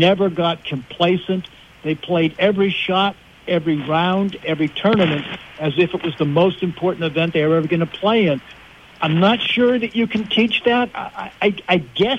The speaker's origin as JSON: {"language": "English", "region": "Western Pennsylvania", "country": "United States", "tie": "born or raised there", "said": "I grew up in Western Pennsylvania"}